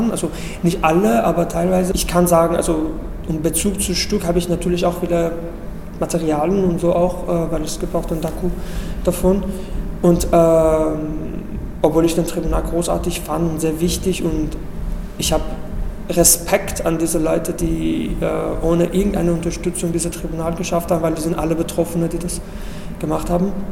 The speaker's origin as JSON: {"language": "German", "country": "Iran", "moved": "as an adult", "said": "Ich komme ursprünglich aus dem Iran. Da habe ich im Iran angefangen, Theater zu, zu arbeiten. Als ich zwölf war, habe ich mit Fernsehen und Radio angefangen."}